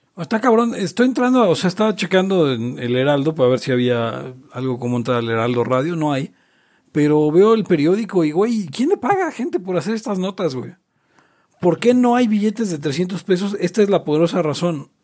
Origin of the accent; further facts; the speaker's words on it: Mexico City, Mexico; yo soy de Jardín Malbuena